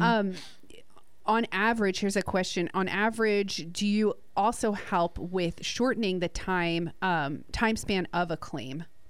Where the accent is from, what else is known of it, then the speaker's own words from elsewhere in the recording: New Jersey, United States; now in Gulf Coast, United States; Matthew and I are both from New Jersey